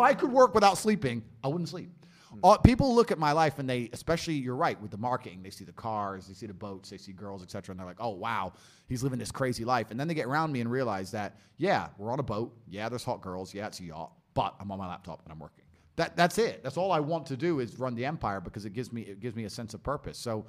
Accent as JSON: {"language": "English", "town": "Luton", "region": "East of England", "country": "United Kingdom", "tie": "born or raised there", "said": "I grew up in Luton, poor on a council estate"}